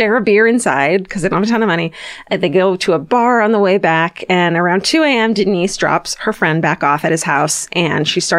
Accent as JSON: {"language": "English", "town": "Irvine", "region": "California", "country": "United States", "tie": "born or raised there", "said": "Irvine, where I grew up in Orange County."}